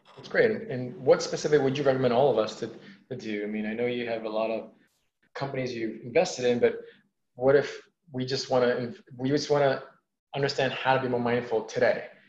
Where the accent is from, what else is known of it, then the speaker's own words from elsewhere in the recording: New York City, New York, United States; I'm from New York City, and I would I lived in a place called Woodside, Queens, which is four miles east of Manhattan.